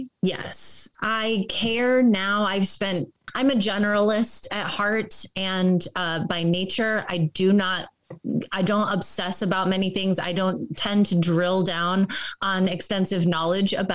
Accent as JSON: {"language": "English", "town": "Chicago", "region": "Illinois", "country": "United States", "tie": "born or raised there", "moved": "as an adult", "lives_now": "Los Angeles, United States", "said": "I grew up in Chicago and I did improv and comedy there. And then I moved"}